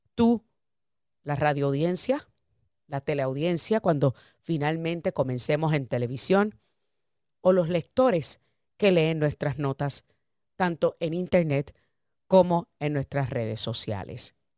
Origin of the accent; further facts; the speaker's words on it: United States; somos americanos, somos como tú, somos hispanoparlantes, amamos esta nación